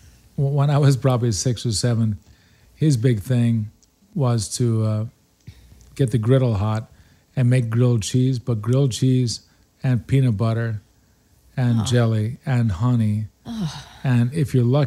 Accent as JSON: {"language": "English", "town": "Buffalo", "region": "New York", "country": "United States", "said": "And since I'm from Buffalo, we did everything in blue cheese."}